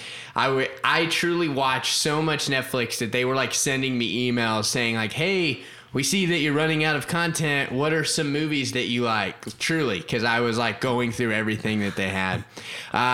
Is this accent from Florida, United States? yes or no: yes; Florida, United States; also born or lived in Ohio; now in Oklahoma, United States; I grew up in Florida, and my dad was a pastor, and so I grew up in Florida. I spent a little bit of time living in Ohio when I was a kid